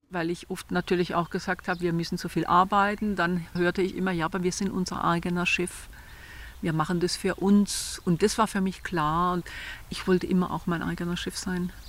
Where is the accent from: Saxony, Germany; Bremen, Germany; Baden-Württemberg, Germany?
Baden-Württemberg, Germany; Renchtal, Black Forest; accent: Badisch (Renchtal dialect); first language Badisch dialect; moved away as an adult; also born or lived in Bamberg; Ich bin hier im Renchtal aufgewachsen, am Rund vom Schwarzwald. Und mein Erstspruch war eben Badisch